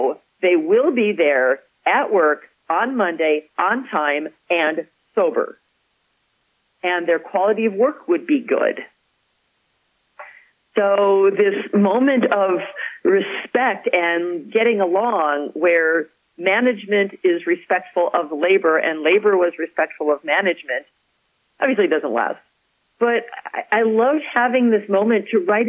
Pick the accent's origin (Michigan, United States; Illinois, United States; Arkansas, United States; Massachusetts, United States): Illinois, United States; Chicago; moved away; also born or lived in Madison, Wisconsin / Pittsburgh; I'm from Chicago